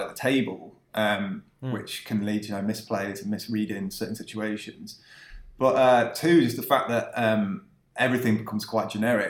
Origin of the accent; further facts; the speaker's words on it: West Midlands, United Kingdom; I grew up in the West Midlands in the UK